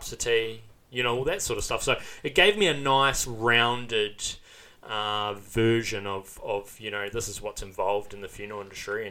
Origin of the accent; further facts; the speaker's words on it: Tauranga, Bay of Plenty, New Zealand; I'm born and bred in Tauranga. So I did live there for the first 18 years of my life